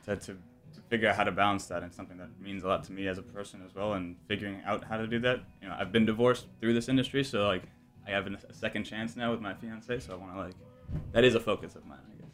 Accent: New York, United States; someone growing up in New York

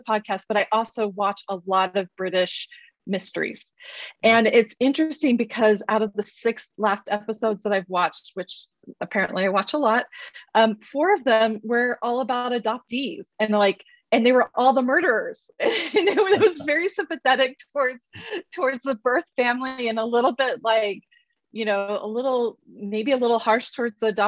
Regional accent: Oklahoma, United States; also born or lived in Utah; I was born in the state of Utah and immediately adopted to, well, not immediately, after 9 weeks, that I was adopted and raised in Oklahoma.

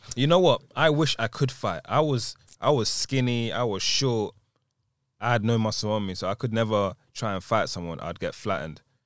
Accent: London, United Kingdom; also born or lived in Nigeria; I'm from London

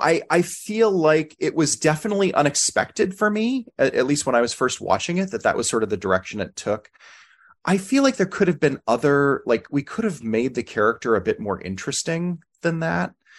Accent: United States; as an American

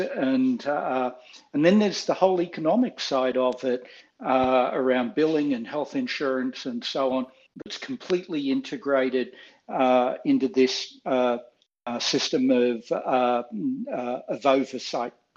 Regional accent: Australia; moved away as an adult; now in United States; living as an Australian in the United States uh, in graduate school

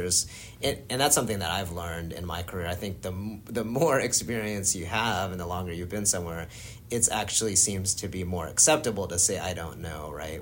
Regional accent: Florida, United States; moved away; also born or lived in New Jersey; pretty much grew up in Florida

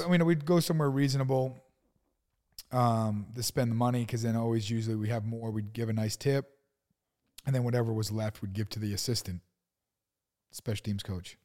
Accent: East Coast, United States; moved away; also born or lived in Arizona; I grew up on the East Coast

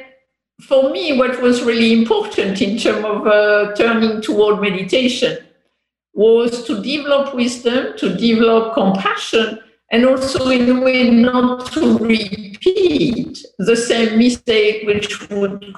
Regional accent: France; English is a second language; moved away as an adult; also born or lived in England / Korea; I grew up in France until 18 years old

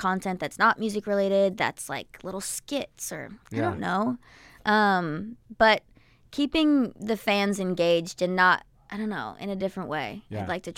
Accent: New Jersey, United States; which is going to be like my hometown show because I'm from Jersey and I grew up going to PNC Bank Arts Center.

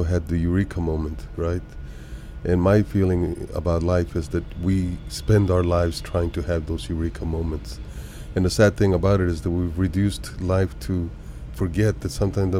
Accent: Bogota, Colombia; moved away; also born or lived in Bucaramanga, Colombia; I was originally from Colombia, South America, born in Bucaramanga and lived most of that in Bogota

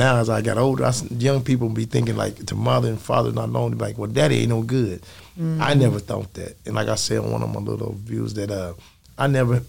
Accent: Oklahoma City, Oklahoma, United States; born or raised there

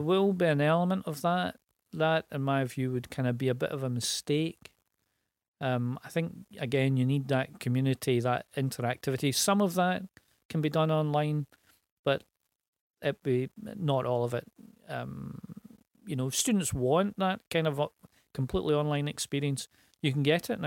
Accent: Glasgow, Scotland, United Kingdom; East End of Glasgow. Grew up in a tenement.

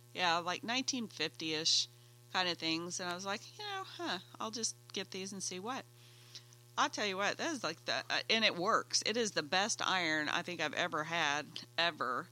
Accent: Oklahoma, United States; I'm from Oklahoma

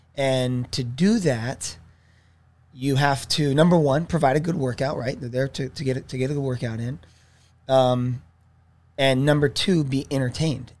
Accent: Irvine, California, United States; also born or lived in Torrance / Oceanside; growing up in Irvine

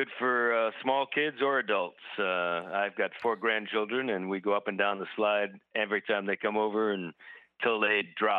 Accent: Cranston, Rhode Island, United States; moved away as an adult; now in Aruba; I'm from Rhode Island, so Uncle Tony's is a popular Italian pizza restaurant from the Cranston, Rhode Island area that I'm from.

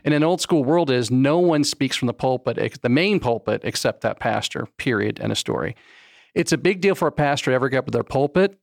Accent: Florida, United States; also born or lived in Fort Lauderdale, Florida / West Palm Beach, Florida; I was born in Florida, in Fort Lauderdale, and then I went to high school in West Palm Beach, and then Central Florida since about nineteen ninety-one

